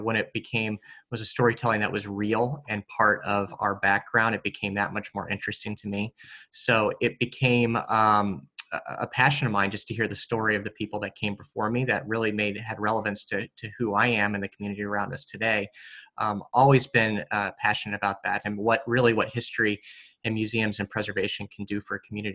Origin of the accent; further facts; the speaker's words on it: East Coast, United States; also born or lived in Midwest; I grew up born in the Midwest, but moved to the East Coast when I was about 10 years old, and have been kind of living in the Eastern Seaboard for most of my life, and grew up with obviously some rich history around me